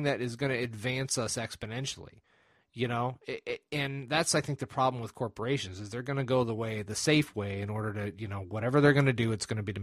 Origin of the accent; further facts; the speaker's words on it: United States; I'm an American